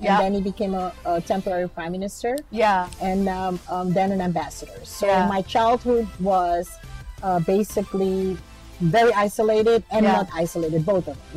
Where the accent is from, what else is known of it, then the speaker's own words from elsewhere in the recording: Suriname; moved away; When I grew up in Suriname